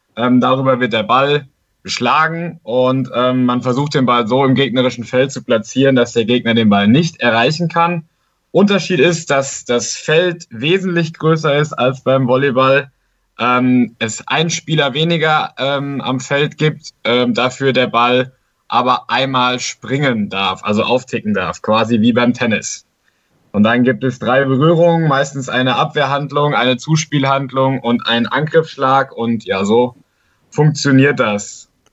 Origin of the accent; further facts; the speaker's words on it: Siegerland, North Rhine-Westphalia, Germany; ich komme aus dem Siegerland, habe da in Formwald in einem kleinen Dorf angefangen, Faustball zu spielen